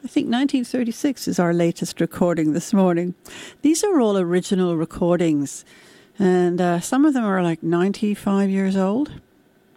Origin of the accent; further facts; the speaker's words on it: United Kingdom; when I was growing up in Britain in the 1950s and 60s